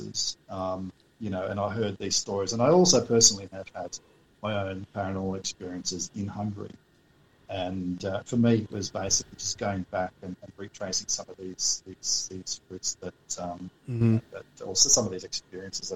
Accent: Australia; we're from Australia

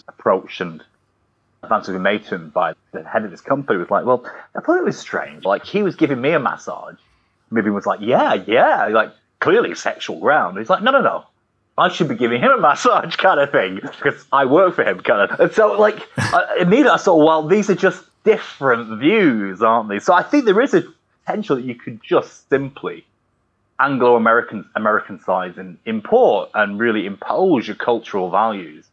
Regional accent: United Kingdom; we're so British

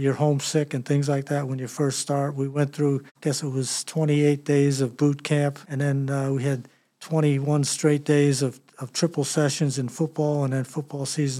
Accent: Philadelphia, Pennsylvania, United States; I was born in Philadelphia, the youngest of four boys.

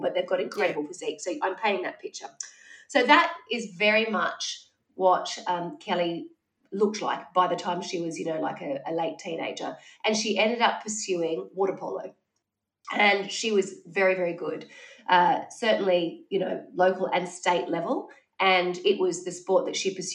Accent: Wollongong, New South Wales, Australia; growing up in Wollongong

